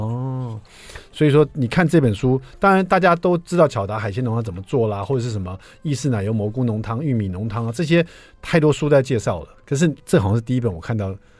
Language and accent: Chinese; Taiwan; 我们台湾人都喜欢说 割包